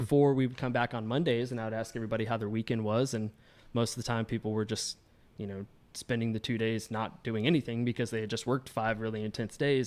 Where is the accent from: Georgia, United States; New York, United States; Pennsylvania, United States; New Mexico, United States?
Georgia, United States; now in Chicago, United States; I'm not originally from Chicago. Um, I'm from Georgia, and that's kinda where I got my, my footing in the industry. Um, I grew up doing it